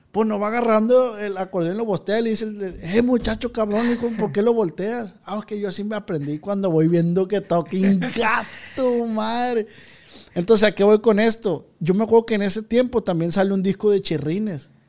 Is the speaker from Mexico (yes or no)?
yes; Badiraguato, Sinaloa, Mexico; Yo soy de Badiraguato, oiga.